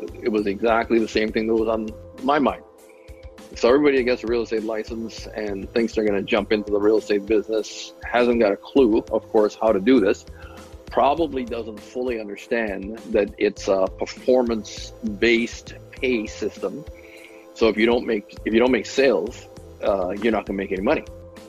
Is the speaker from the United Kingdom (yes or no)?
no; Montreal, Quebec, Canada; also born or lived in Fort St. John; So I finished high school in Canada, attended college before I became a college dropout. And then I moved west from Montreal, Quebec, moved to British Columbia, northeast British Columbia, as a matter of fact. I lived in a little town called Fort St. John.